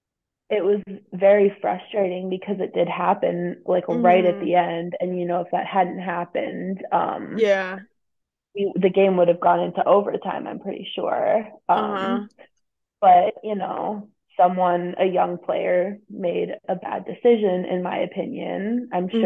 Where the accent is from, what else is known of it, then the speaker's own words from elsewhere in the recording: Eau Claire, Wisconsin, United States; moved away as an adult; now in Champaign, United States; I grew up in Eau Claire, Wisconsin.